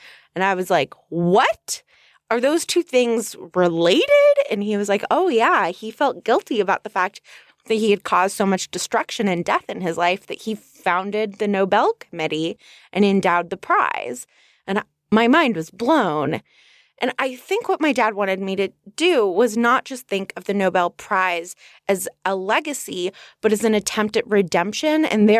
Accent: Los Angeles, California, United States; also born or lived in Northridge; Casper, as you know, I grew up on the North Ridge of the San Fernando Valley in Los Angeles, California. The town was called Northridge, very creative.

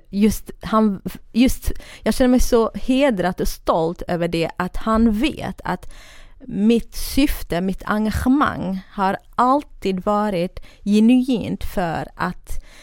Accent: Iraqi Kurdistan, Kurdistan Region, Iraq; now in Sweden; södra Kurdistan, eh, irakiska delen då. Eh, från en ganska rik familj, men ganska eh, traditionell och religiös familj.

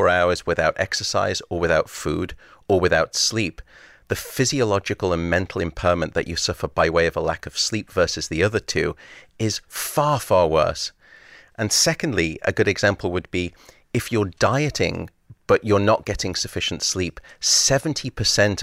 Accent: Liverpool, North West England, United Kingdom; now in San Francisco, United States; I was born in Alderhay Hospital.

